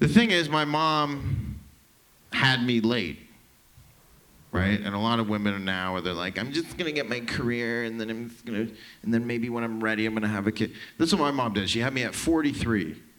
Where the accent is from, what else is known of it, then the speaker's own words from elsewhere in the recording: Toronto, Ontario, Canada; I'm from downtown Toronto, actual Toronto